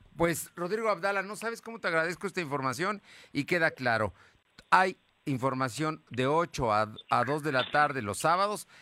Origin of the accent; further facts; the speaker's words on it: Mexico; como mexicano